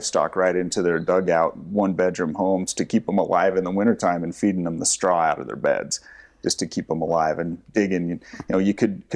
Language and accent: English; Afton, Wyoming, United States; moved away as an adult; I grew up in Star Valley, Wyoming, a small town in western Wyoming. Afton, as you drive through, is where I grew up